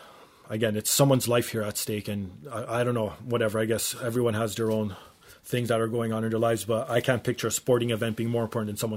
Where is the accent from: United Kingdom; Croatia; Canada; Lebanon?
Canada; I'm Canadian.